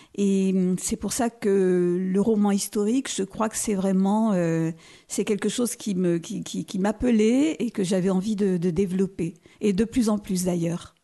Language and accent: French; Nice, Provence-Alpes-Côte d'Azur, France; moved away; also born or lived in Auxerre; Je suis née à Nice